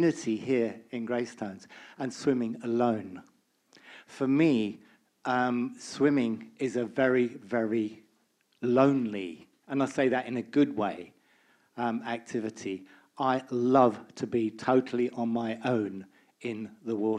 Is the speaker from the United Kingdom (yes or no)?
yes; Stroud, South West England, United Kingdom; I'm from the UK. I'm from Stroud in Gloucestershire, where I swim in a lake.